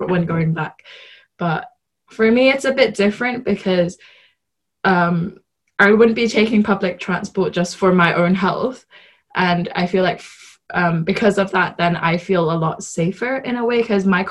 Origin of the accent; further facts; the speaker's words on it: Hong Kong; now in United Kingdom; I'm from Hong Kong.